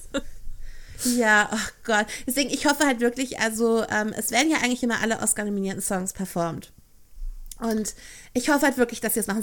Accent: Ruhr area, North Rhine-Westphalia, Germany; ich komme aus NRW

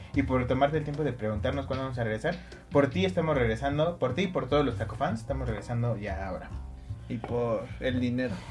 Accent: Mexico; somos mexicanos

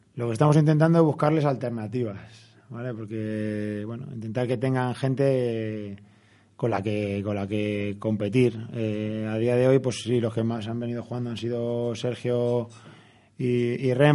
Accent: Madrid, Community of Madrid, Spain; soy de Vallecas, he sido del Rayo toda la vida

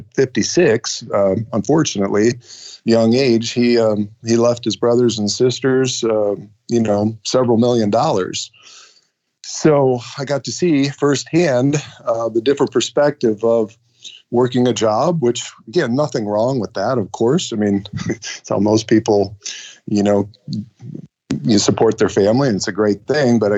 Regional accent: Ohio, United States; now in Michigan, United States; I was born and raised in Ohio

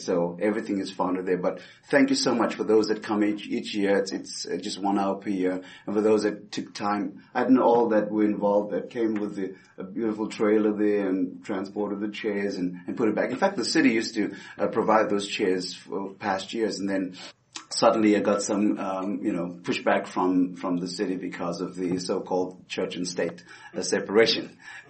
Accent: Roswell, United States; Roswell is my home city. I've been here ever since, been to 35 states in ministry, but this has been my hometown.

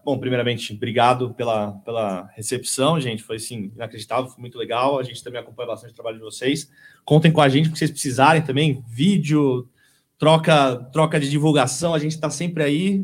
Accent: São Paulo, Brazil; moved away as an adult; now in ABC Paulista, Brazil; eu sou nascido é, no Brooklyn

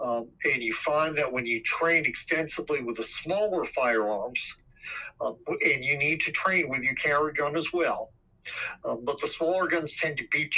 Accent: New Jersey, United States; now in Virginia, United States; Well, I'm 62 and I was born in New Jersey. Left a long time ago, and have been in Virginia for the last 40 years.

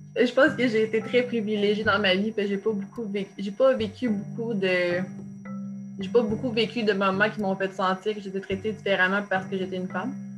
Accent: Trois-Rivières, Quebec, Canada; je viens, de, la Mauricie, là, donc euh, oui, l'UQTR, mais euh, oui, c'est ça, je suis née, à Trois-Rivières

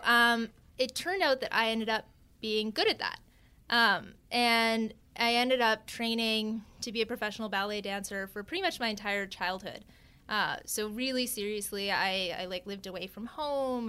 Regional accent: Vancouver Island, British Columbia, Canada; now in New York, United States; I, I am Canadian, uh, a Times, a proud Canadian even. Uh, I grew up on Vancouver Island

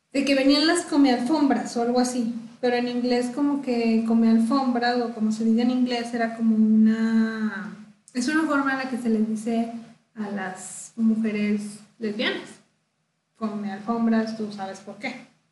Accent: Mexico

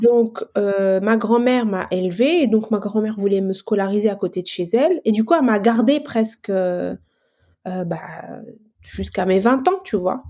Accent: Algeria; moved away as an adult; now in France; je suis arrivée en France en 2006. J'ai quitté mon pays natal qui est l'Algérie.

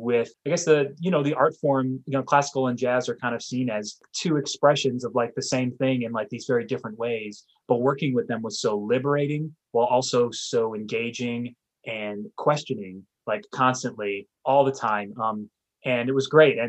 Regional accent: New Orleans, Louisiana, United States; moved away; I am originally from New Orleans

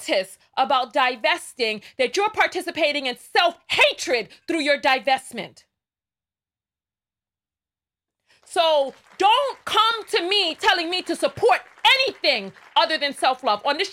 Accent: New York City, New York, United States; I'm from the Bronx

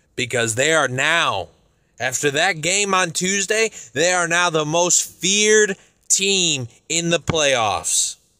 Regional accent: Chicago, Illinois, United States; I'm from Chicago

